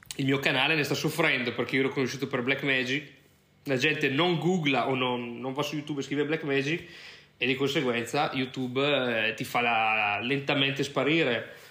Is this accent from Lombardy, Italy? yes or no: yes; Brescia, Lombardy, Italy; moved away as an adult; also born or lived in United States / Ireland; now in Lisbon, Portugal; sono di Brescia, eh, come magari qualcuno può sentire dall'accento